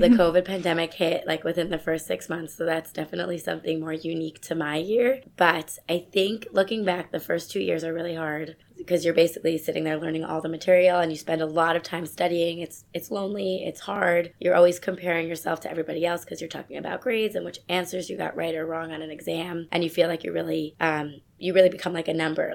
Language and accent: English; suburbs of New York City, United States; I'm originally from New York. I grew up in the suburbs of New York City with my family